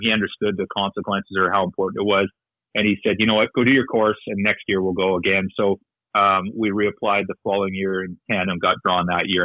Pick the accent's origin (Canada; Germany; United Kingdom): Canada; north of Medicine Hat, Alberta; now in Victoria, Canada; north of Medicine Hat, uh, farming, small farming community. Grew up on a farm